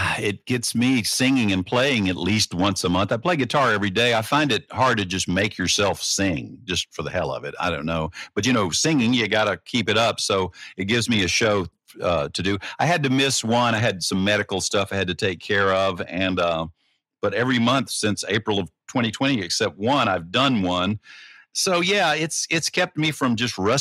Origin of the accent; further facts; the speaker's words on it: Deep South, United States; now in Nashville, United States; I'm a Southerner. I'm from the Deep South